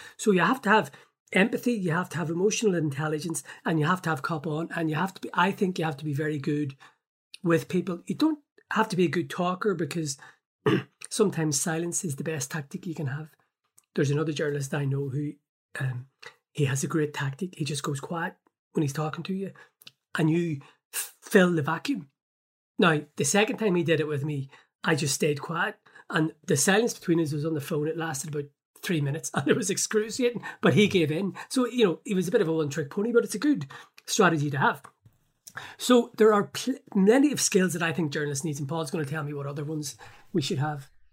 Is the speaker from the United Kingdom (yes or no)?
yes; Belfast, Northern Ireland, United Kingdom; I grew up in North Belfast